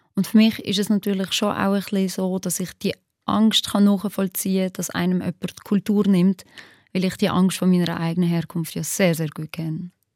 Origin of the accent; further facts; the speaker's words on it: Basel-Landschaft, Switzerland; also born or lived in Kosovo; als ich gerade neu in der Schweiz war, wenn ich gesehen habe, so, ich bin in Baseland in die Schule gegangen